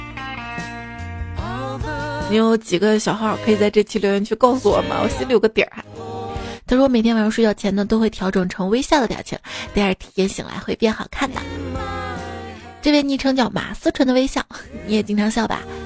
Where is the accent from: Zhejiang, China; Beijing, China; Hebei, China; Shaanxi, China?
Shaanxi, China; accent: Shaanxi dialect; 这我们陕西话